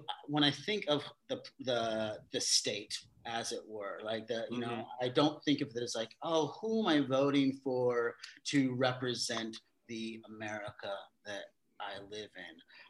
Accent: Vallejo, California, United States; I grew up in Vallejo

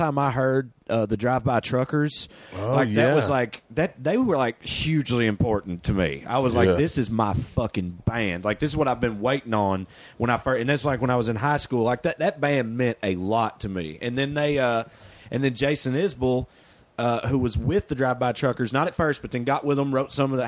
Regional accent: the South, United States; accent: Southern; when I would talk to people that weren't Southern, they'd hear my accent

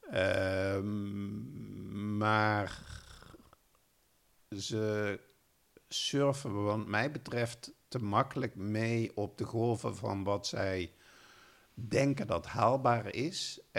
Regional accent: Limburg, Netherlands; nou ja, ik ben opgegroeid in Limburg als eh, eh, braaf katholiek jongetje en ging elke zondag met mijn ouders naar de kerk.

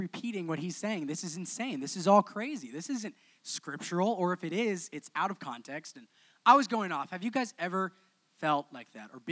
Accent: Oklahoma, United States; moved away; grew up in Oklahoma

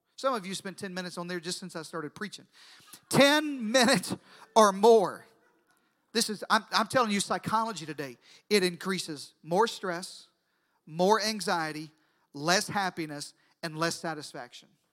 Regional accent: Deep South, United States; I grew up in the deep south. I know it's hard to tell by my accent, but I grew up in the deep south

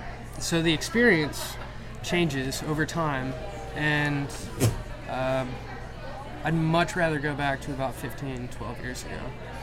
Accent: Austin, Texas, United States; I was born and raised in Austin. Actually, I was delivered at Seton Hospital over Rough Medical.

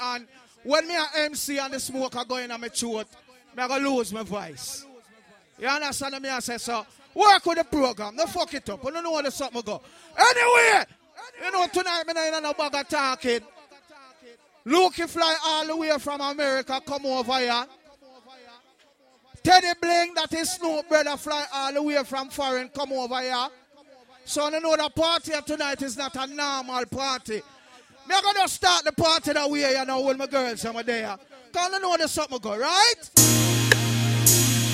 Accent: Jamaica; now in Canada; I'm a brother from Jamaica, from Standpipe.

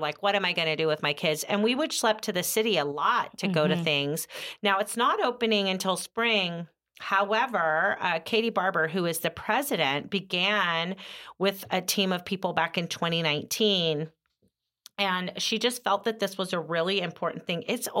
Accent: Oakdale, California, United States; born or raised there

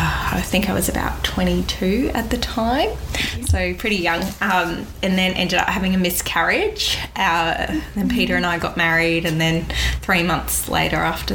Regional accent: Cairns, Queensland, Australia; now in Gold Coast, Australia; I was born in Cairns, born and bred up there, and then moved to the Gold Coast to study naturopathy back in 2002

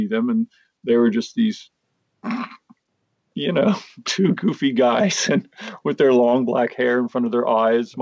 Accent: Hermosa Beach, California, United States; my growing up in Hermosa Beach

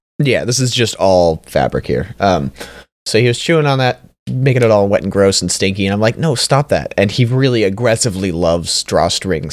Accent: Canada; I'm Canadian

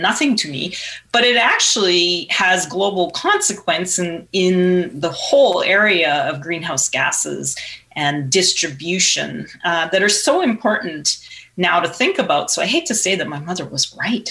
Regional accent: Saskatchewan, Canada; I grew up in Saskatchewan and farming's in the family

